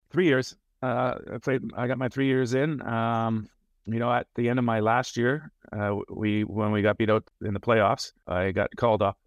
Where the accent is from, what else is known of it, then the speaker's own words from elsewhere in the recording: Toronto, Ontario, Canada; moved away; I grew up in Toronto, basically, uh, ten minutes outside of the, the city center